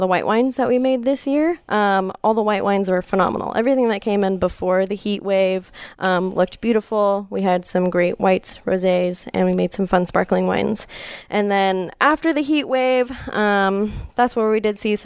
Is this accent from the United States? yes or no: yes; Lockwood, California, United States; I grew up in Lockwood.